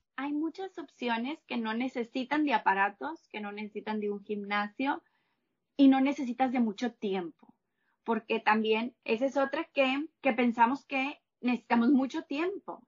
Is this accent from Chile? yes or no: no; Monterrey, Nuevo León, Mexico; Yo soy de Monterrey, de acá de México